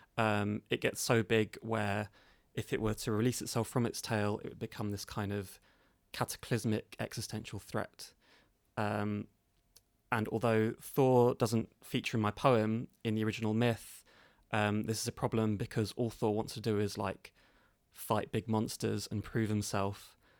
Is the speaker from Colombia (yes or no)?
no; London, United Kingdom; modern London, uh, which is my hometown